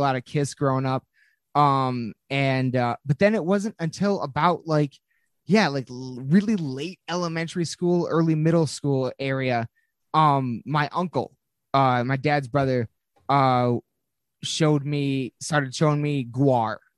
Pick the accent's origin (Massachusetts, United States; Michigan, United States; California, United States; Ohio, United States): Michigan, United States; Lansing; we are from Lansing, Michigan.